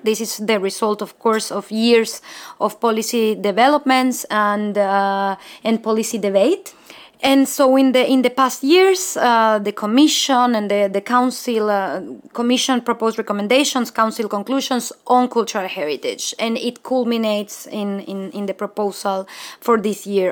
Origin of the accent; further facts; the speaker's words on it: Mexico; English is a second language; moved away; I'm from Mexico